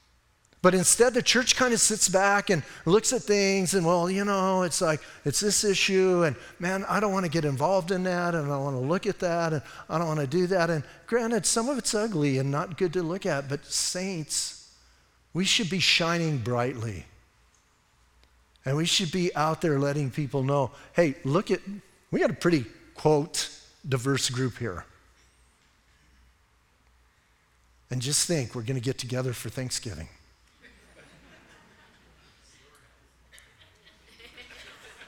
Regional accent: Bisbee, Arizona, United States; I'm from Bisbee

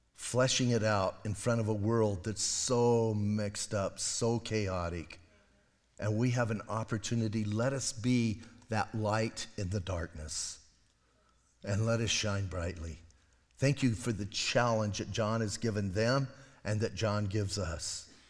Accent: Bisbee, Arizona, United States; I'm from Bisbee.

